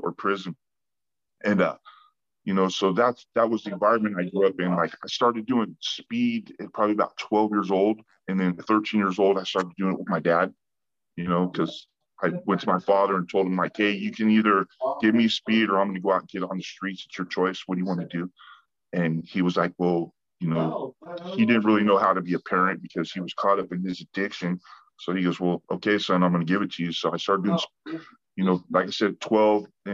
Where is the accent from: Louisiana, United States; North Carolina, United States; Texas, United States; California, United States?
California, United States; San Diego; I grew up in Ocean Beach, California. You know, it's a little area in San Diego, Southern California.